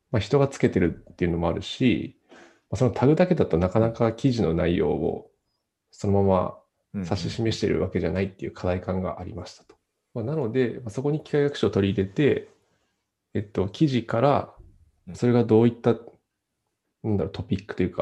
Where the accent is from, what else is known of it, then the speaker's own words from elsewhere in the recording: Nagano, Japan; 長野なんで、雪はそこそこ降るんで